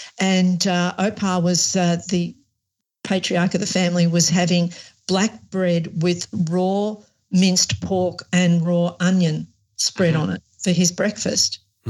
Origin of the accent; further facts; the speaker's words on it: Australia; But in Australia, it's not what we were raised on.